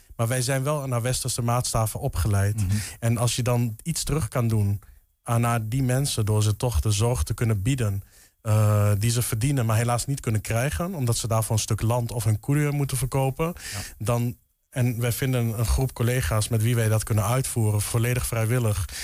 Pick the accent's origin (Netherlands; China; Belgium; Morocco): Netherlands; Enschede, Overijssel; kom oorspronkelijk uit Enschede.